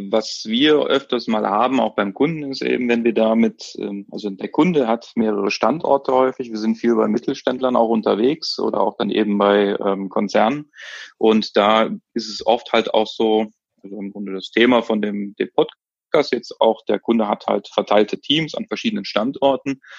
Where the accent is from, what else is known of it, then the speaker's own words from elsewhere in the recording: Cologne, North Rhine-Westphalia, Germany; ich bin ja jetzt aus Köln, wir gehen ja gerne auch mal abends irgendwo in eine Kneipe